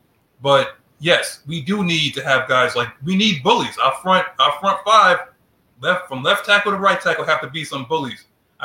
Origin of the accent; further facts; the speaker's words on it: New York City, New York, United States; I'm from New York City, guys